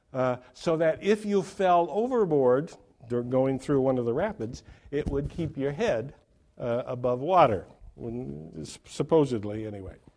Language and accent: English; Oregon, United States; my home state of Oregon